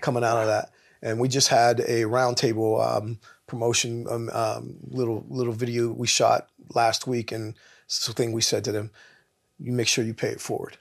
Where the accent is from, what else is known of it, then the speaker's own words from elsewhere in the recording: Pittsburgh, Pennsylvania, United States; I'm from Pittsburgh, Pennsylvania